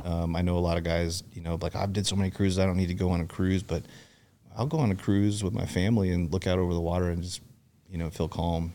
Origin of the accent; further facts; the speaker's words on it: Seattle, Washington, United States; moved away as an adult; also born or lived in Fullerton, California / Yakima, Washington / Wenatchee, Washington / Bothell, Washington; I grew up in Seattle